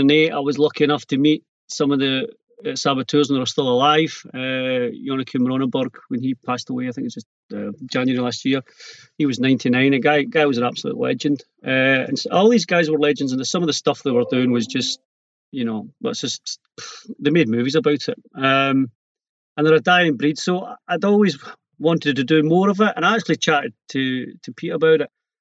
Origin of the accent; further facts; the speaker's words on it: Scotland, United Kingdom; also born or lived in Ayrshire; being Scottish